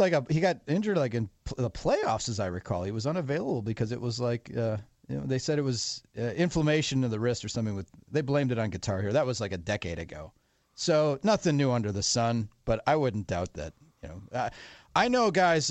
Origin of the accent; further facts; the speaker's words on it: Wisconsin, United States; my home state Wisconsin